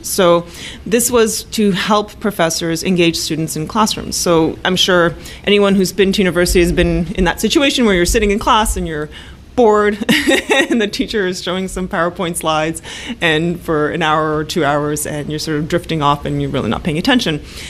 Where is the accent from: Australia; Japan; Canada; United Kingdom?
Canada; also born or lived in Poland; now in Toronto, Canada; I was born in Poland and moved to Canada in the early 80s when Poland was still a communist country as a young child.